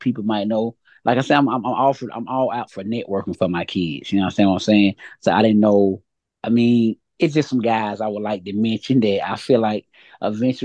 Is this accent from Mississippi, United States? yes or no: no; Montgomery, Alabama, United States; also born or lived in Atlanta, Georgia; I'm from Montgomery. I moved to Atlanta last year and came back to Montgomery